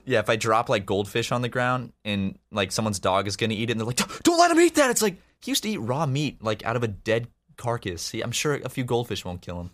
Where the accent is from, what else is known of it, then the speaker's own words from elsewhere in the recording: Charleston, South Carolina, United States; moved away as an adult; now in Los Angeles, United States; I'm from Charleston, which is obviously a, a big city